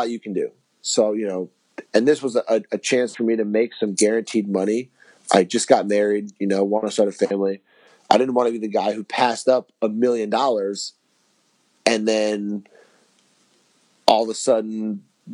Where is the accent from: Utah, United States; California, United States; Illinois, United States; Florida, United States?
Florida, United States; South; I'm from South Florida, so the heat doesn't bother me in the summer